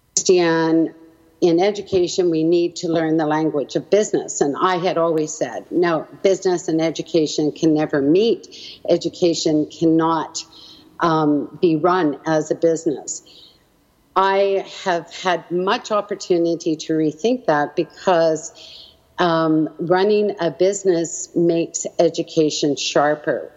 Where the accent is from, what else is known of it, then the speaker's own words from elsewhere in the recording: Edmonton, Alberta, Canada; also born or lived in Halifax, Nova Scotia; I was born in Halifax, Nova Scotia, and eventually my parents made it out to Edmonton, where they had my four brothers